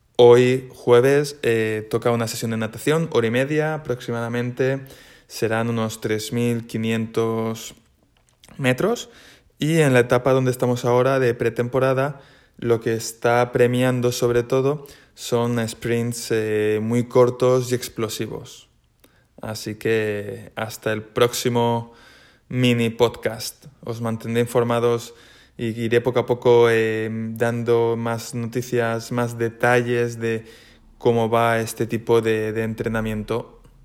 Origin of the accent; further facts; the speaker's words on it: Valencia, Valencian Community, Spain; moved away as an adult; now in Magog, Canada; vengo de España, de Valencia más concretamente